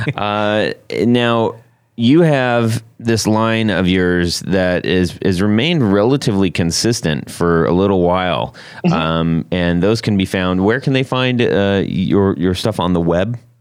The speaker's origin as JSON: {"language": "English", "town": "Huntington Beach", "region": "California", "country": "United States", "tie": "born or raised there", "moved": "yes", "said": "I grew up in in Huntington Beach area"}